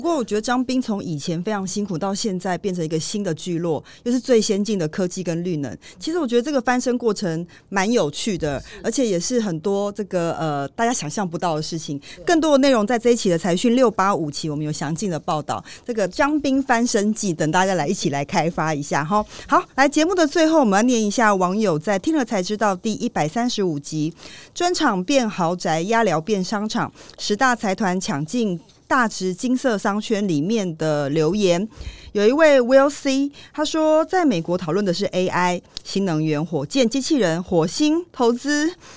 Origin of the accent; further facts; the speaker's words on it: Taiwan; 身为台湾人